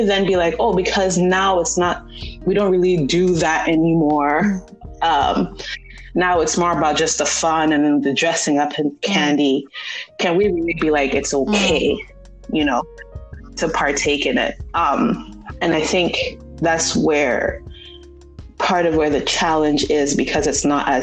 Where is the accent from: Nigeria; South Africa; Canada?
Nigeria; growing up in Nigeria, we grew up in a very international community